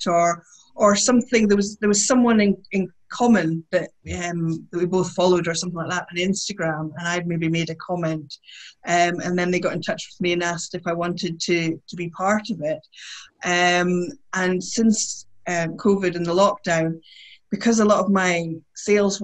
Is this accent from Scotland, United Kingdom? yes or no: yes; Aberdeen, Scotland, United Kingdom; I grew up in Aberdeen, which is a city